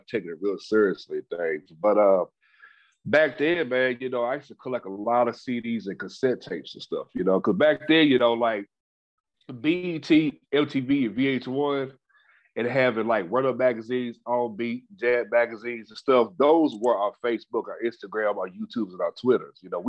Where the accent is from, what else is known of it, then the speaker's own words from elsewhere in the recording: Louisville, Kentucky, United States; also born or lived in Charlotte, North Carolina; was born in Charlotte, North Carolina, but raised in Louisville, Kentucky